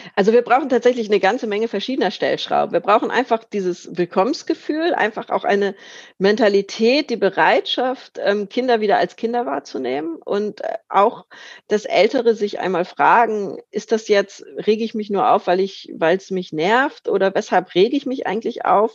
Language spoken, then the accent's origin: German; Lübeck, Schleswig-Holstein, Germany; in meiner Heimatstadt Lübeck